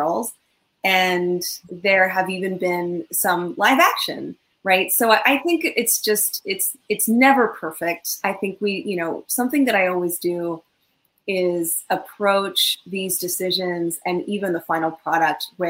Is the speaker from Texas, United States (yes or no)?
no; Southern California, United States; I grew up in Southern California, this little girl who liked comics and Batman